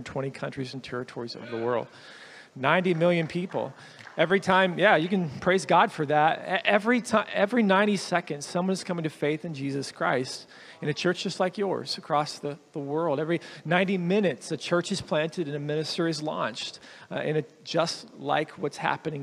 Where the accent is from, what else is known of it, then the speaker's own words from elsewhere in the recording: the South, United States; moved away; I grew up in the South where my pastor used